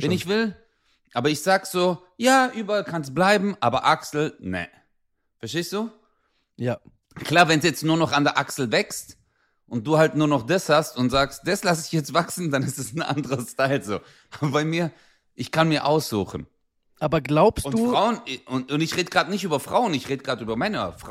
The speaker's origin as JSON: {"language": "German", "country": "Turkey", "said": "Guck mal, ich, ich bin Türke."}